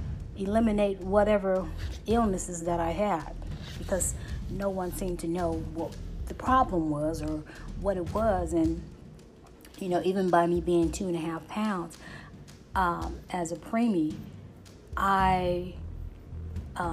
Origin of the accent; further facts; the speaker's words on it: St. Louis, Missouri, United States; I was born in St. Louis, Missouri